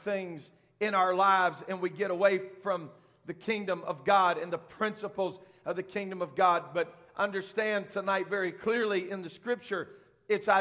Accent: United States; I am an American from the top of my head to the soles of my feet

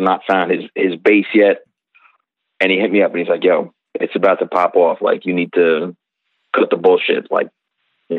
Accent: New Jersey, United States; I'm not even from Jersey

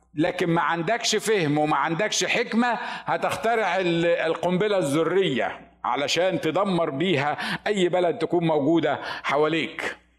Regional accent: Upper Egypt, Egypt; moved away as an adult; انا الوحيد اللي من الصعيد

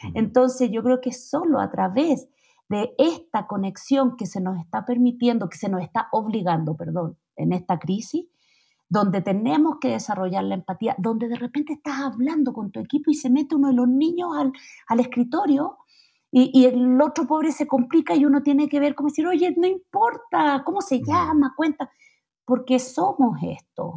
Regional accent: Chile; moved away as an adult; now in Mexico City, Mexico; yo cuando me vine de Chile a México

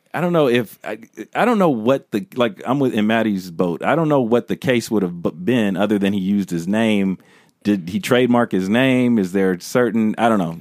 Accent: United States; I'm American, and if you wanna specify, I'm a black American

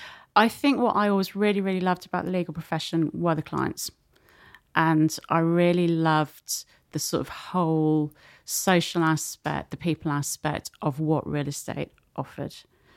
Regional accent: North West England, United Kingdom; accent: Scouse; no one was going to pay you to work in the city with a Scouse accent.

